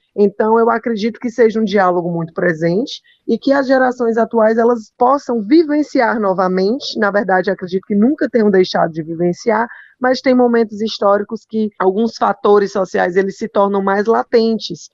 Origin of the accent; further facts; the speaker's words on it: Fortaleza, Ceará, Brazil; eu sou de Fortaleza, né? inclusive sou a única filha nordestina